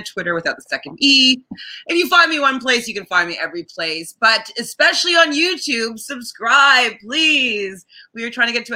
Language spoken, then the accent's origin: English; Canada; we're Canadian